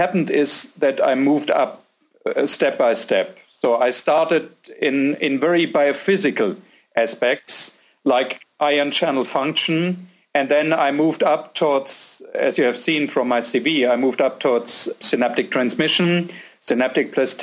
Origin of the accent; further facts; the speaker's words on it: a small city near Frankfurt, Hesse, Germany; moved away as an adult; also born or lived in Giessen, Germany; now in Austria; I grew up in Germany in a small city near Frankfurt